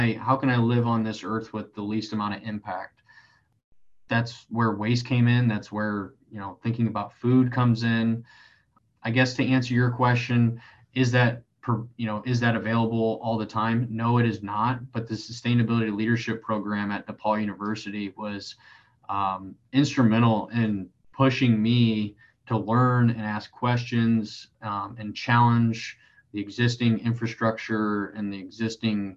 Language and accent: English; Elkhart, Indiana, United States; moved away as an adult; now in Columbus, United States; I'm from Elkhart, Indiana, so there's a lot of manufacturing in that area